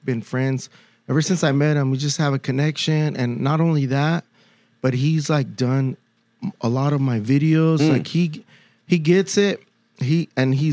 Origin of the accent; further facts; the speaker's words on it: San Diego, California, United States; San Diego